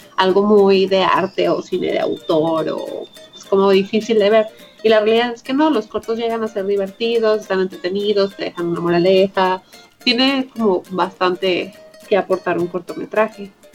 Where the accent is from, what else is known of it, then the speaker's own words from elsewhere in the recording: Puerto Vallarta, Jalisco, Mexico; Yo soy de Puerto Vallarta